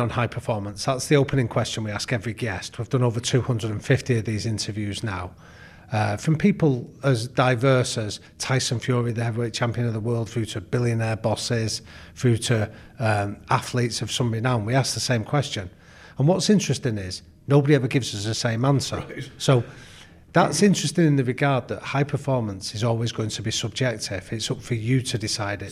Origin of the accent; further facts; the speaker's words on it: Manchester, North West England, United Kingdom; Well, I grew up in Manchester